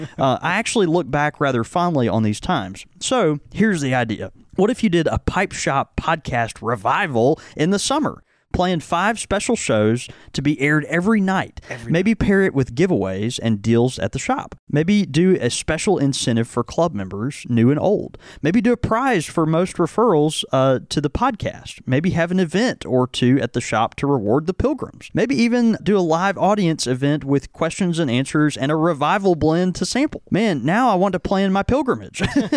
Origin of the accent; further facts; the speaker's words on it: the South, United States; I grew up in the South, mostly going to Southern Baptist churches.